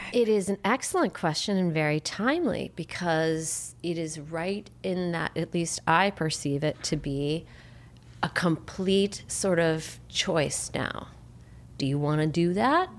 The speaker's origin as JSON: {"language": "English", "town": "Chicago", "region": "Illinois", "country": "United States", "moved": "yes", "lives_now": "California, United States"}